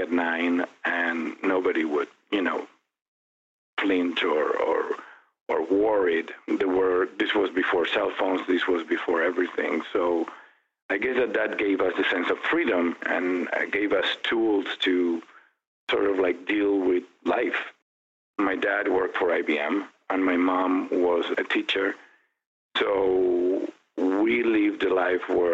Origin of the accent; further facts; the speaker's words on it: Buenos Aires, Argentina; also born or lived in Europe; now in Phoenix, United States; I was born in Buenos Aires back in 1964, raised by a loving mother and father. I have a sibling. My brother is 4 years younger, Federico. I went to school in Buenos Aires